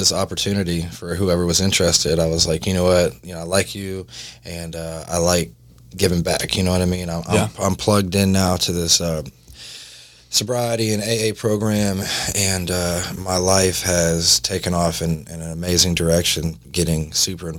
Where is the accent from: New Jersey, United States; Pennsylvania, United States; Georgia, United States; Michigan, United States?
Georgia, United States; North; moved away as an adult; now in Jacksonville, United States; I was from North Georgia.